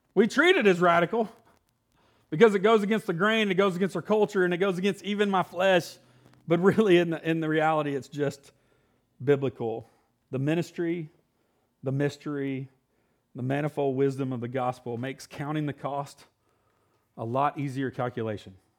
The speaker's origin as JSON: {"language": "English", "region": "Illinois", "country": "United States", "tie": "born or raised there", "moved": "yes", "said": "I was born in Illinois, so I'm a Yankee"}